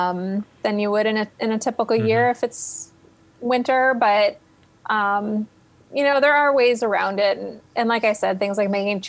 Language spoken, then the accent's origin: English; Cleveland, Ohio, United States; now in Columbus, United States; I'm from Cleveland, east side of Cleveland, where our winters are very snow filled